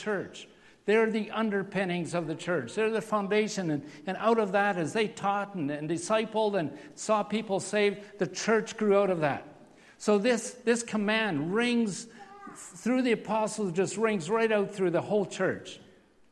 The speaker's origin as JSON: {"language": "English", "town": "Steinbach", "region": "Manitoba", "country": "Canada", "tie": "born or raised there", "moved": "yes", "said": "we grew up in Steinbeck"}